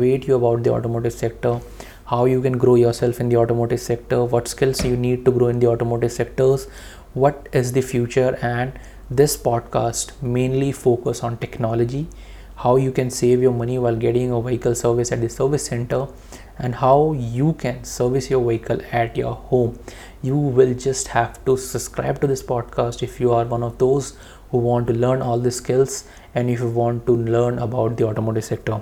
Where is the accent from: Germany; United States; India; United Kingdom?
India; as an Indian